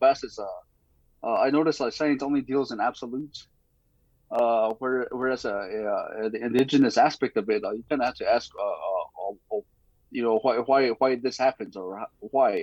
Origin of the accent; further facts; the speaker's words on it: Jemez Pueblo, New Mexico, United States; growing up in Jemez Pueblo